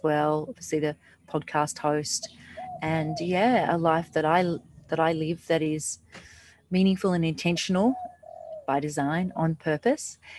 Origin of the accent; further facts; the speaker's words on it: Australia; now in Bali, Indonesia; I'm actually from Australia, but I'm, I live in Bali.